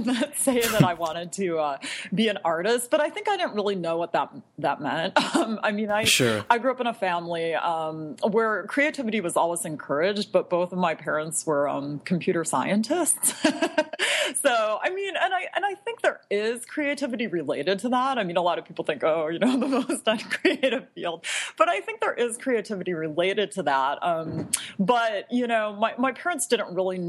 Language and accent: English; Bloomington, Minnesota, United States; also born or lived in Providence, Rhode Island / Chicago, Illinois; I grew up in the Twin Cities, in a suburb of the Twin Cities, Bloomington, Minnesota